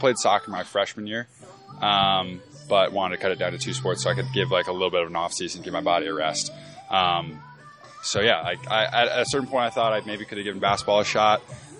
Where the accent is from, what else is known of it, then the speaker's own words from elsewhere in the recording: East Coast, United States; And so I'm from the East Coast, obviously, so my only experience of the West Coast is kind of inland.